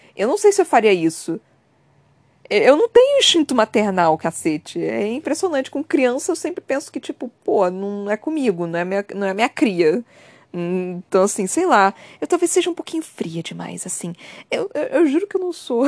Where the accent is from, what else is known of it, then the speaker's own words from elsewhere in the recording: Brazil; Eu também sou do Brasil